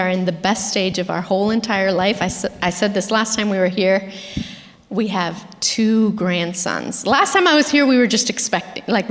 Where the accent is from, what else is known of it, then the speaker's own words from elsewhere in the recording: Argentina; moved away; also born or lived in Florida; I'm from Argentina